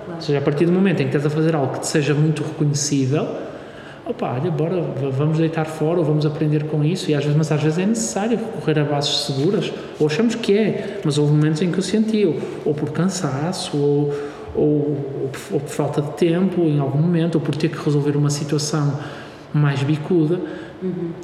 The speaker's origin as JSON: {"language": "Portuguese", "town": "Braga", "region": "Norte", "country": "Portugal", "moved": "yes", "lives_now": "Porto, Portugal", "said": "eu sou de Braga"}